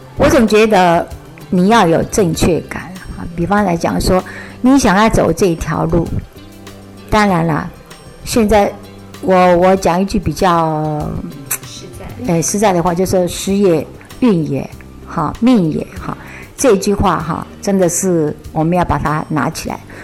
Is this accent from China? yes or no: no; Taiwan; 我现在脾是台湾人，股市客家人